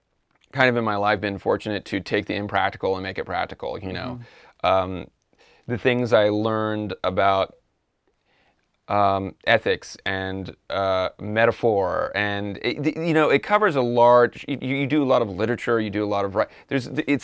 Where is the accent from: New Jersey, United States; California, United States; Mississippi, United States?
California, United States; I'm from California. It's really cold.